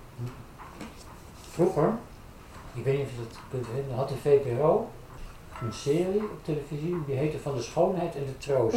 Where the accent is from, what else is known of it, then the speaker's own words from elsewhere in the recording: Haarlem, North Holland, Netherlands; ik kom oorspronkelijk uit Haarlem. Daar ben ik opgegroeid.